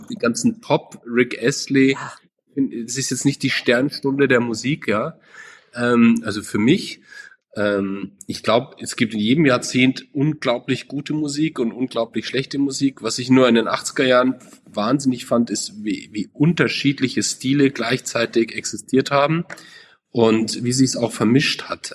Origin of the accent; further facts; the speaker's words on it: Munich, Bavaria, Germany; Ich bin geboren und auch gebürtiger München, also kein Zurkreister, wie man so sagt, äh, sondern gebürtig